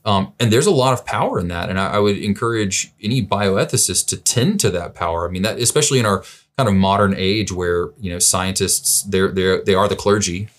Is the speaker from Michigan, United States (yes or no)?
no; Birmingham, Alabama, United States; also born or lived in St. Louis, Missouri; now in Vernon Hills, United States; my roots, I'm originally from Birmingham, Alabama